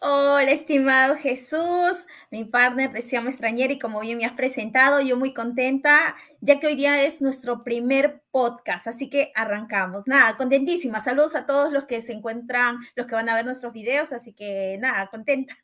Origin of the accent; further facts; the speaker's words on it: Callao, Peru; moved away as an adult; now in Italy; soy del hermoso Perú, específicamente de la ciudad de Lima y eh, del distrito del Chimpún Callao, del hermoso Callao